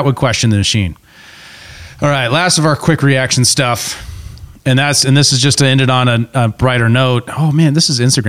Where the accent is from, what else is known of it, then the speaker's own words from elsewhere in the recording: Montana, United States; We're from Montana.